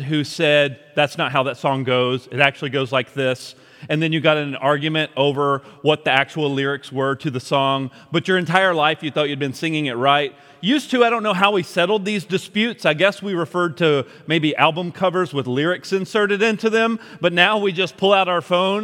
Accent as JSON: {"language": "English", "country": "United States", "tie": "born or raised there", "said": "yes, I'm an American, and yes, I'm proud to be an American, and yes, I am glad that God has chosen that I be born in this country"}